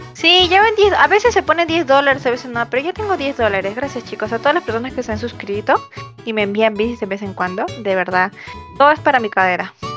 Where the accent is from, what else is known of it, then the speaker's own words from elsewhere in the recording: Peru; yo soy vengo acá de Perú de visita